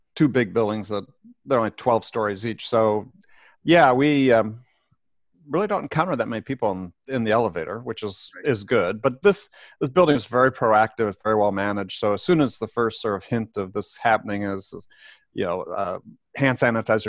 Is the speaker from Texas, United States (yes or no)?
no; Madison, Wisconsin, United States; moved away as an adult; also born or lived in San Diego / New York; I grew up in Wisconsin